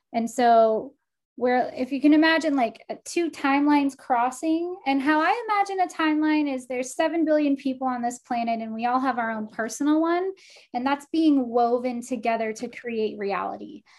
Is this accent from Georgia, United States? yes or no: no; Texas, United States; now in Portland, United States; I'm from Texas.